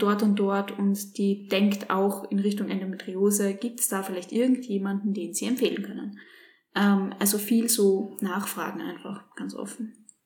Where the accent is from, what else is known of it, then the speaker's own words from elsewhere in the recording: Graz, Styria, Austria; wir kommen jetzt aus Graz